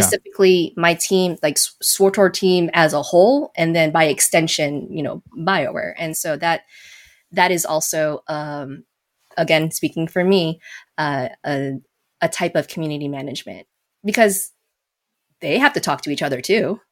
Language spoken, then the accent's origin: English; Las Vegas, Nevada, United States; moved away; I was born and raised in Vegas